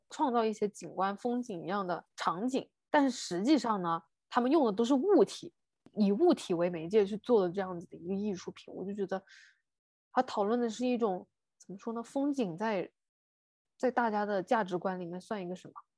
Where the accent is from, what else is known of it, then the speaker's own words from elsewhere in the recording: China; 我们中国人如此地乐观啊